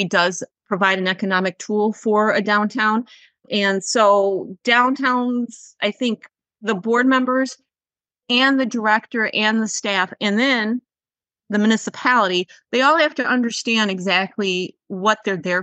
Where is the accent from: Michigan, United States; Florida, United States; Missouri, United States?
Michigan, United States; Oakland County; I grew up in Oakland County, but not in a downtown per se.